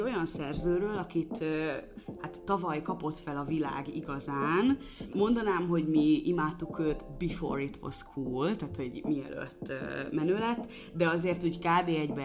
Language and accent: Hungarian; Hungary; én egy x éves magyar fehér nő vagyok, vidékről jöttem